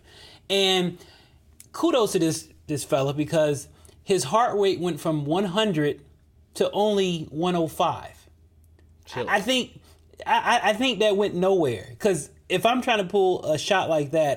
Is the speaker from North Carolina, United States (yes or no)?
yes; Charlotte, North Carolina, United States; My hometown, that was Charlotte, North Carolina